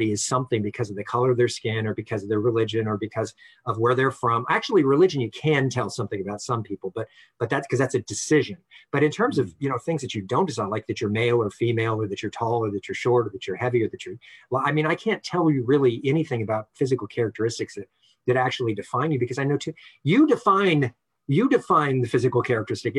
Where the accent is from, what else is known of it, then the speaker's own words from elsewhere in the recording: Los Angeles, California, United States; we grew up in Northeast LA, Highland Park